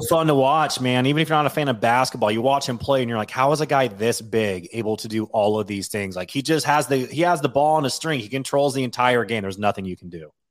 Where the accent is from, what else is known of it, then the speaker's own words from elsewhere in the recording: Washington, United States; moved away; growing up in Washington and being, like, a Washingtonian